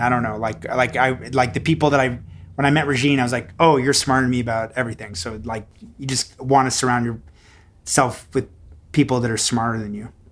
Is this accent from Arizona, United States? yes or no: no; Houston, Texas, United States; also born or lived in Montreal; now in New Orleans, United States; I grew up in Houston